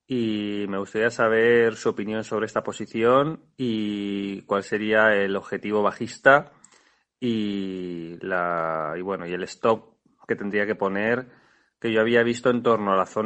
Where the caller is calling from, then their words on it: Valencia, Valencian Community, Spain; Buenos días, soy … de Valencia y esto es una pregunta para Alberto Iturralde.